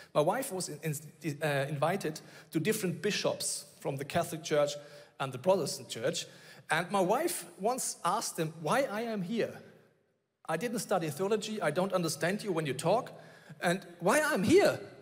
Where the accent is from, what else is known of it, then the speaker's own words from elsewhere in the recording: Bavaria, Germany; I grew up in Bavaria